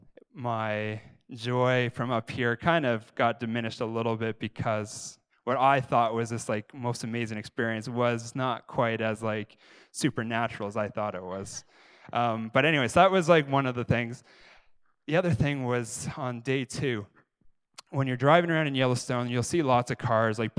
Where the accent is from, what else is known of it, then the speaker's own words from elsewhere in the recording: Canada; I'm Canadian